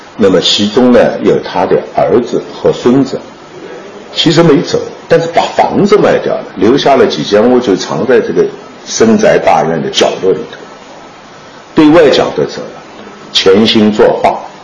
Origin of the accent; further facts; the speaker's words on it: Changzhou, Jiangsu, China; 我们常州人习惯把他叫做景川先生